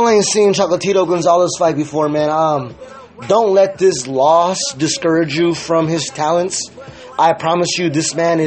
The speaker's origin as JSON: {"language": "English", "region": "California", "country": "United States", "said": "I'm from Cali"}